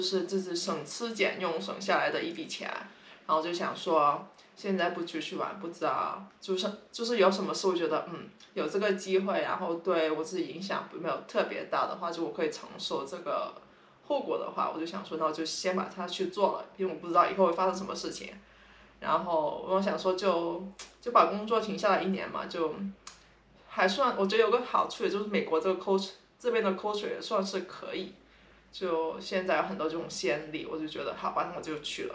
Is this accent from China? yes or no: yes; Guangdong, China; now in San Francisco, United States; 我是广东人，我已经来，我们现在住在三藩市